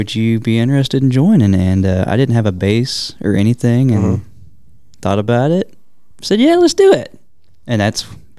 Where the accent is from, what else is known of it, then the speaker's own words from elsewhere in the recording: Fort Worth, Texas, United States; I am from Fort Worth.